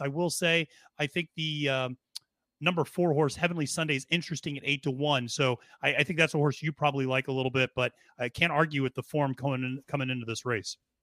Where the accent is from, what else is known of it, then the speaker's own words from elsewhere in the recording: Berks County, Pennsylvania, United States; we grew up in Berks County, Pennsylvania